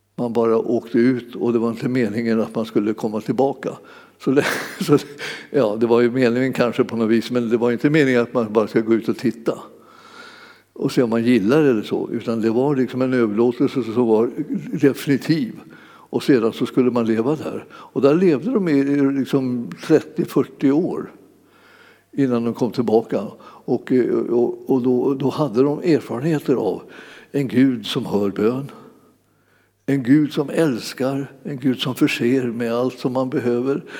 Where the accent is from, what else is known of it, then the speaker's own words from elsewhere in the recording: Sweden; föddes vi så småningom när de hade flyttat hem till Sverige